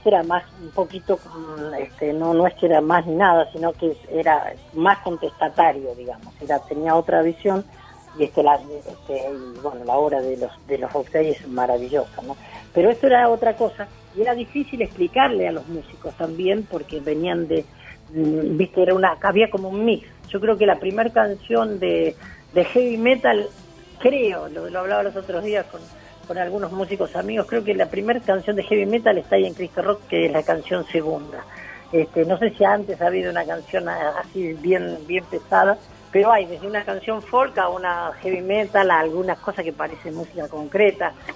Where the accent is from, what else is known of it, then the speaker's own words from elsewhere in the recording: Mercedes, Buenos Aires Province, Argentina; Mercedes es mi pueblo